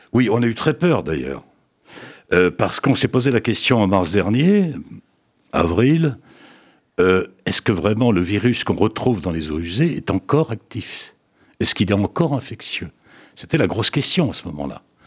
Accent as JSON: {"language": "French", "country": "France", "said": "chez nous en France"}